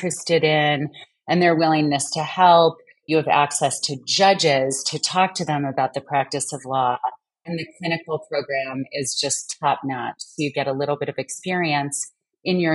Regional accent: South Bend, Indiana, United States; also born or lived in Chicago; now in Santa Fe, United States; I grew up in South Bend, Indiana, and spent a lot of time in Chicago

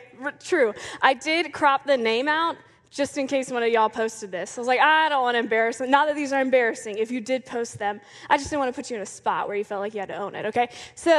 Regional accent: Clearwater, Florida, United States; born there; I was born in 1993 in Clearwater, Florida.

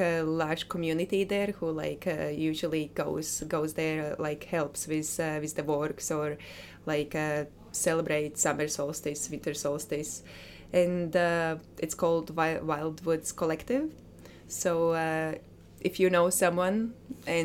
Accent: Latvia; English is a second language; moved away as an adult; also born or lived in Scotland; now in Glasgow, United Kingdom; I was born in Latvia, but I've been living in Scotland for more than 8 years now

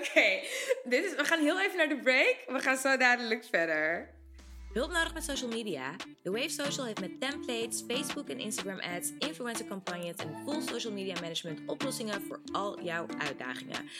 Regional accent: Amsterdam, North Holland, Netherlands; ik zeg dat ik uit Amsterdam kom

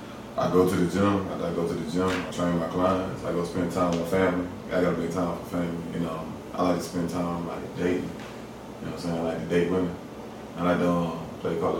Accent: Missouri City, Texas, United States; born and raised in Missouri City, Texas.

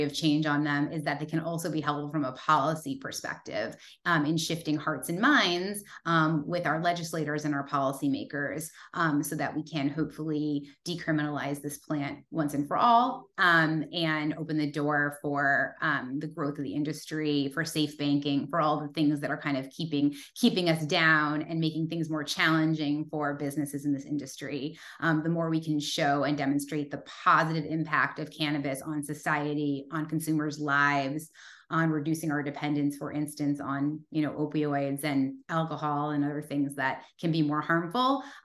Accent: Massachusetts, United States; now in California, United States; I was born and raised in Massachusetts

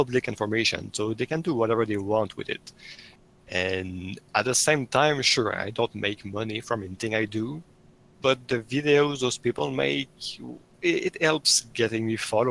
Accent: Quebec, Canada; first language French; English is a second language; I'm from the province of Quebec in Canada, so yes, my first language is French.

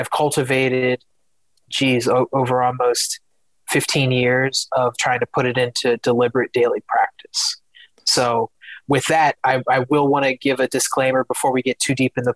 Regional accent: Philadelphia, Pennsylvania, United States; I'm originally from Philadelphia. Kobe Bryant was born like maybe, I don't know, 10 or 15 minutes away from where I was born. So growing up, like being from Philadelphia

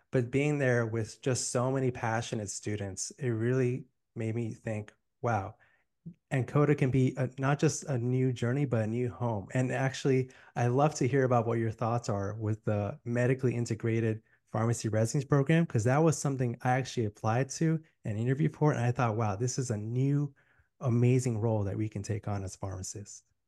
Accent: Miami, Florida, United States; now in Tampa, United States; I'm born and raised in Miami

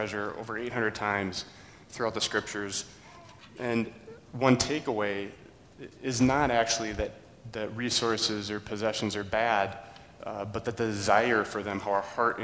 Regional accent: Burnsville, Minnesota, United States; I grew up in Burnsville, going to a very large Lutheran church

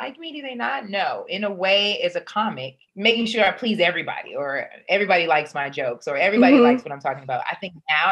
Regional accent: Chicago, Illinois, United States; I'm from Chicago

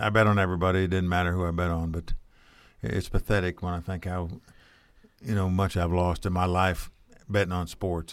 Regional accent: Dayton, Ohio, United States; also born or lived in Shelbyville, Indiana; I actually grew up in Dayton, Ohio.

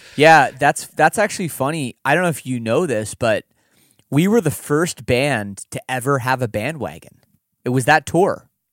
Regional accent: Canada; we're Canadian

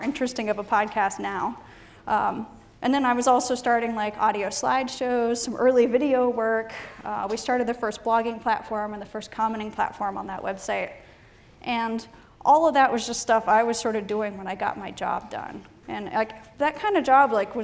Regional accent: Ohio, United States; moved away; I'm from Ohio originally

